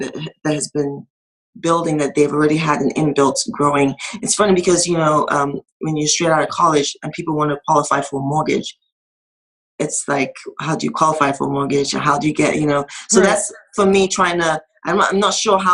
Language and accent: English; Nigeria; now in United States; I'm from Nigeria